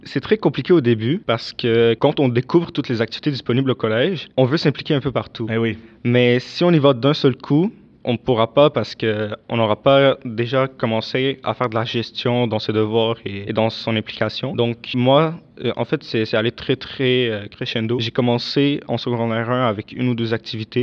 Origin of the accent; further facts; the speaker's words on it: Damascus, Damascus Governorate, Syria; now in Canada; je suis né et j'ai grandi en Syrie, à la capitale qui est donc Damas